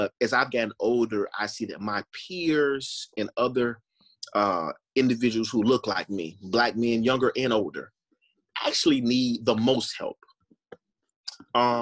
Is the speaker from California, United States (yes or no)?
no; Florida, United States; I'm born and raised in Florida.